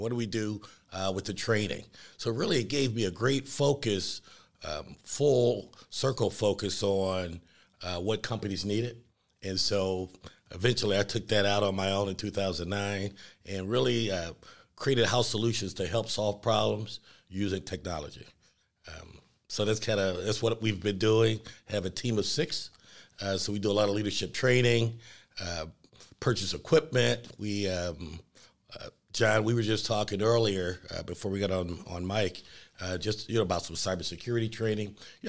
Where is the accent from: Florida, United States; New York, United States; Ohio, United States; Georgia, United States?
Ohio, United States; Cleveland; also born or lived in Warrensville; I was born in Cleveland. We moved to East Cleveland for about 6-7 years. I was a paper boy, and then Warrensville. I graduated from Warrensville.